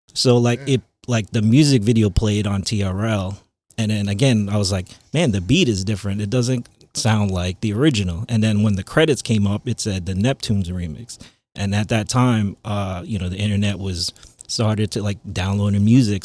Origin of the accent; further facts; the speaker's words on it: Long Island, New York, United States; also born or lived in Queens, New York; I was born in Queens. Yeah, and then I was raised in Long Island.